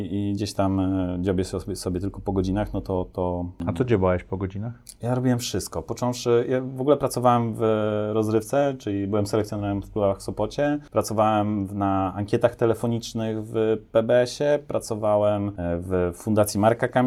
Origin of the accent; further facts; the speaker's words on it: Topolówka, Lublin Voivodeship, Poland; Ja jestem z Topolówki